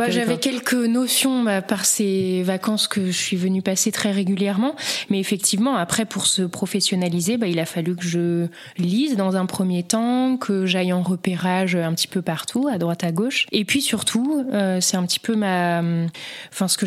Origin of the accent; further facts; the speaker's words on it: Haute-Savoie, Auvergne-Rhône-Alpes, France; moved away as an adult; now in Vaucluse, France; Je suis pas native d'ici. Moi, j'ai grandi en Haute-Savoie, dans les montagnes.